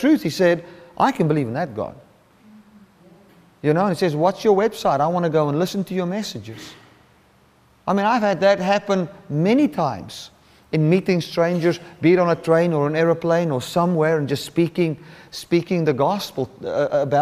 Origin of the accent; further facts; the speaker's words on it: Cape Town, Western Cape, South Africa; I'm from the Cape Town area